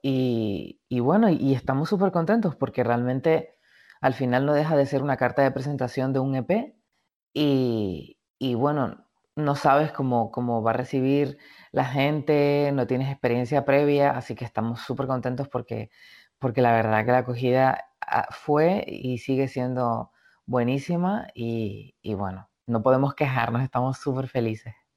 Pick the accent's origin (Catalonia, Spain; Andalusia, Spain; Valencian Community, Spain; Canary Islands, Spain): Canary Islands, Spain; moved away as an adult; also born or lived in Madrid; la isla, a mi tierra, a mi origen